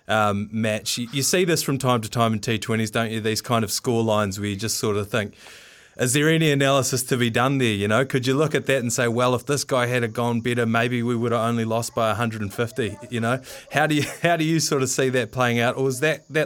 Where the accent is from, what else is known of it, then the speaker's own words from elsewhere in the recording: Waimate, Canterbury, New Zealand; myself I'm from Waimate, so just up the road there.